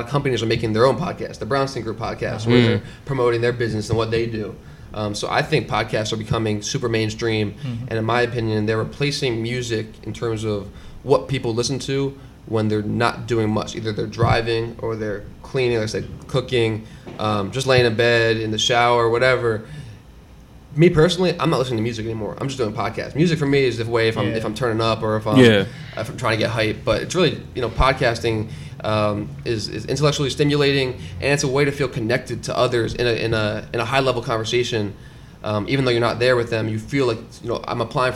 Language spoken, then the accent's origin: English; Philadelphia, Pennsylvania, United States; I'm from Philly, born and raised, and grew up as a lifelong athlete